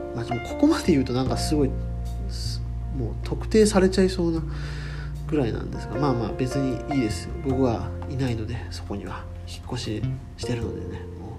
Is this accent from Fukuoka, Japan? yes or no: yes; Fukuoka, Japan; moved away as an adult; also born or lived in Saga; 僕福岡出身でで大学は佐賀に行ってたんで